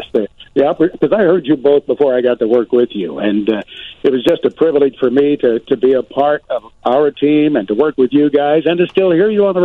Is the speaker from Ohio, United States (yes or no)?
no; southern Indiana near Kentucky, United States; moved away; I grew up near Kentucky.